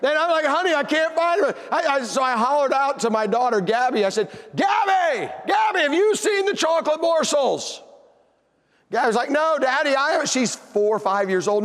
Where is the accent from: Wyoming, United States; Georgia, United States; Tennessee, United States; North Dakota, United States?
Tennessee, United States; I'm from Tennessee